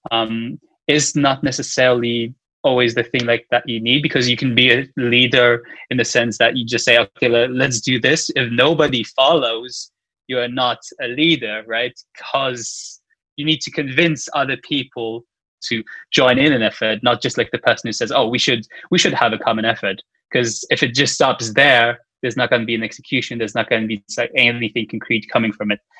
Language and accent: English; Luxembourg; I am from Luxembourg